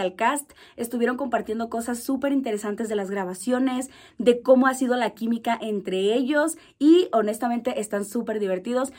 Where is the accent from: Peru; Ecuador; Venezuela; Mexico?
Mexico; como mexicanos estamos súper acostumbrados a escuchar